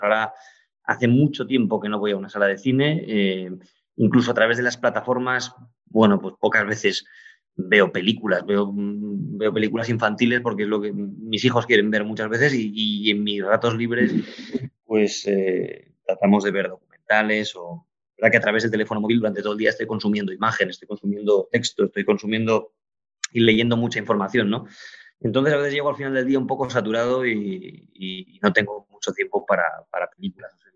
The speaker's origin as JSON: {"language": "Spanish", "town": "Oviedo", "region": "Asturias", "country": "Spain", "tie": "born or raised there", "also_born_or_lived": "Madrid", "moved": "as an adult", "said": "yo soy de Oviedo, nací en Oviedo en el año 80 y, bueno, ahí pasé toda la infancia y la adolescencia hasta que ya me fui a Madrid más tarde"}